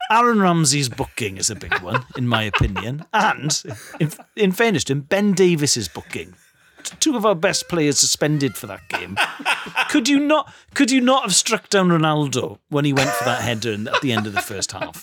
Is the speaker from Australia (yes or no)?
no; Wales, United Kingdom; I'm Welsh